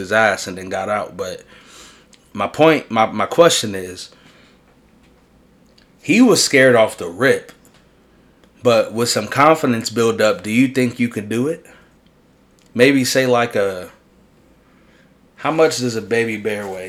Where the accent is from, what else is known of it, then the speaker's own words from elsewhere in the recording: New York City, New York, United States; I'm from in the Bronx. I'm from River Park Towers